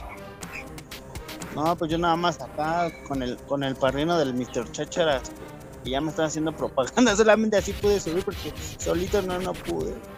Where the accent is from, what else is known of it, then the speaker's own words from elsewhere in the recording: Mexico City, Mexico; estamos en México, en Ciudad de México.